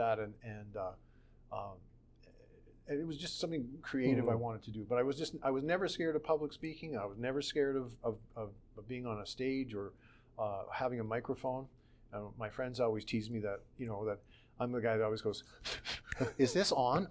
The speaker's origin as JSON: {"language": "English", "town": "Calgary", "region": "Alberta", "country": "Canada", "tie": "born or raised there", "also_born_or_lived": "Edmonton, Canada", "said": "I lived my whole life basically in Calgary"}